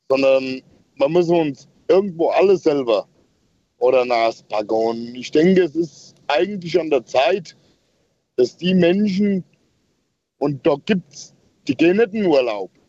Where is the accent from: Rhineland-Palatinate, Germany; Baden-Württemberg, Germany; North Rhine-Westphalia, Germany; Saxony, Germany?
Rhineland-Palatinate, Germany; Ich komme von der Hofstelle aus Rheinland-Pfalz ursprünglich, wo ich zusehen musste, wie mein Großvater ähm, Geld dafür gekriegt hat, dass er aufhört zu melden.